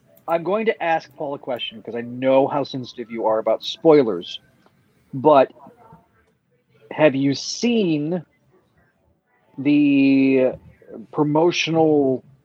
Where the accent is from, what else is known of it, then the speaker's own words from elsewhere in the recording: Texas, United States; As a Texan